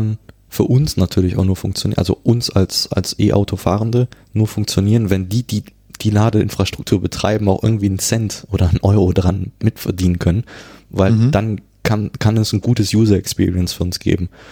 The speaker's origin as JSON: {"language": "German", "town": "Cologne", "region": "North Rhine-Westphalia", "country": "Germany", "also_born_or_lived": "Ghana / France", "said": "ich, ich komme ja aus Köln"}